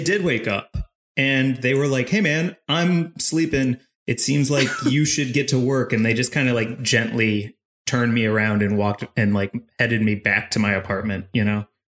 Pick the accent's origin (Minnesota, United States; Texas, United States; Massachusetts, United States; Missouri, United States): Missouri, United States; St. Louis; I'm from St. Louis, Missouri